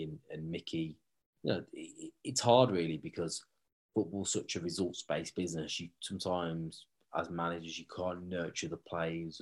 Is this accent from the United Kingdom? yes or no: yes; Wolverhampton, West Midlands, United Kingdom; That's my hometown club